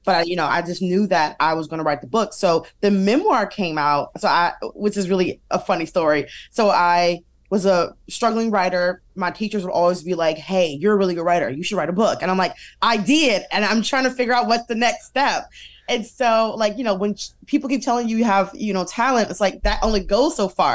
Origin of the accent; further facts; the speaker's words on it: Detroit, Michigan, United States; we, uh, grew up in Detroit, half Detroit, half downriver